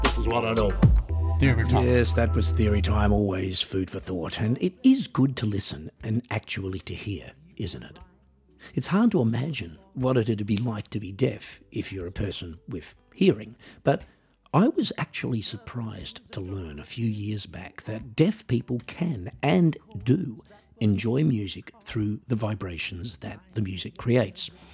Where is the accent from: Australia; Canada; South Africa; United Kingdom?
Australia; moved away; also born or lived in Switzerland / Norway / Netherlands / Germany; as I was living in Australia at the time, and I am Australian